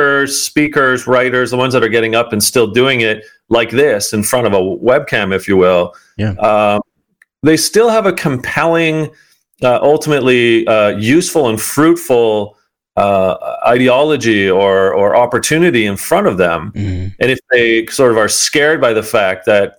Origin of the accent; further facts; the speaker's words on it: outside of Toronto, Ontario, Canada; I grew up outside of Toronto as a kid